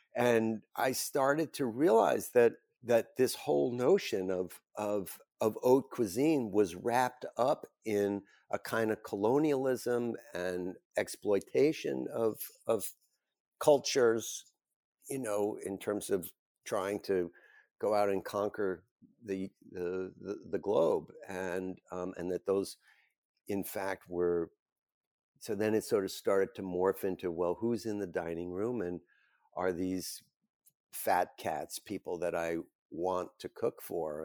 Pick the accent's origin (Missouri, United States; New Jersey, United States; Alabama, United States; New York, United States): New Jersey, United States; Bergen County; I grew up in Bergen County, New Jersey, a suburban town just over the George Washington Bridge from the city